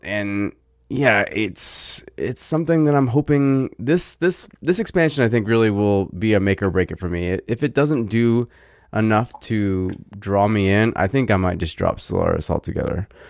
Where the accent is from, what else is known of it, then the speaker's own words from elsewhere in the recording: Virginia, United States; I'm from Virginia